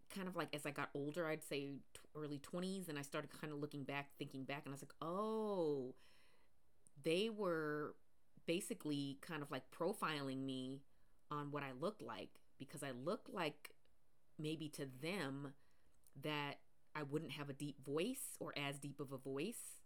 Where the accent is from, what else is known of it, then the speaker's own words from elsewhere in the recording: Pacific Northwest, United States; I grew up in the Pacific Northwest